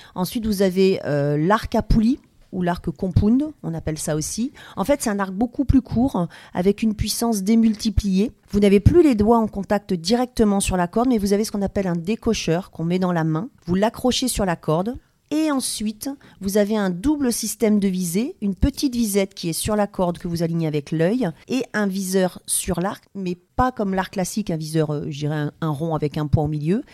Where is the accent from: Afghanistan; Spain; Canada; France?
France; Blois, Centre-Val de Loire; je suis originaire de Blois dans le Loir-et-Cher